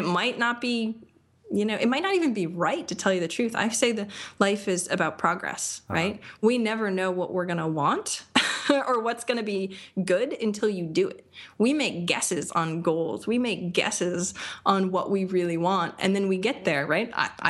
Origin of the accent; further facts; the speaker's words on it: Maine, United States; moved away as an adult; now in Austin, United States; I love Maine. I grew up in Maine. I've lived in a bunch of different places.